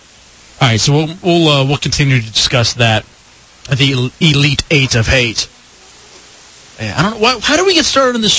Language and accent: English; Dallas, Texas, United States; growing up in Dallas.